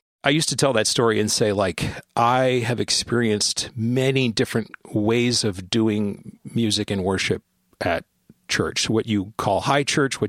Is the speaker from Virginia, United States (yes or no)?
no; San Bernardino, California, United States; born there; I was born in San Bernardino, California in 1975, and my father was in the Air Force at the time, and we moved a lot.